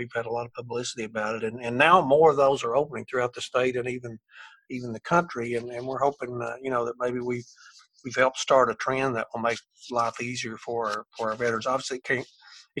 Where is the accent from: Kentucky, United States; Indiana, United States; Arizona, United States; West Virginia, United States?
Kentucky, United States; Eastern; this is my hometown. I grew up here.